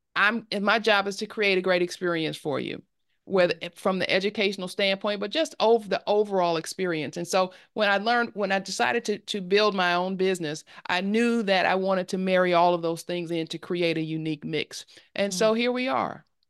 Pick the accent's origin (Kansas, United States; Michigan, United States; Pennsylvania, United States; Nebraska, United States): Michigan, United States; Detroit; moved away as an adult; now in Atlanta, United States; I am from I grew up in Detroit, Michigan, in Detroit, Detroit, uh, mm-hmm. Detroit, Michigan, um, mm-hmm. Northwest Detroit